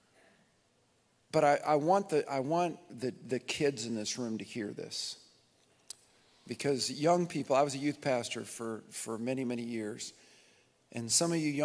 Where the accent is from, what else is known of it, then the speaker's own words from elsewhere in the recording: southern Nebraska, United States; also born or lived in Michigan; I was born in Michigan, but when I was five, we ended up in 1970 in southern Nebraska, and this has been home